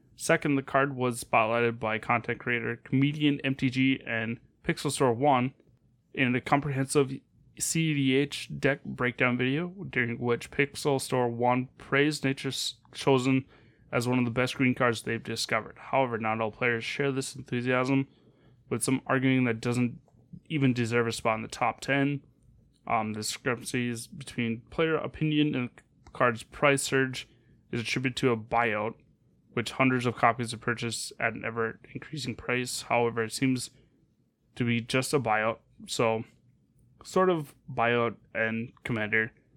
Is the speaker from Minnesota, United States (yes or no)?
yes; Northern Minnesota, United States; growing up in Mez-, Northern Minnesota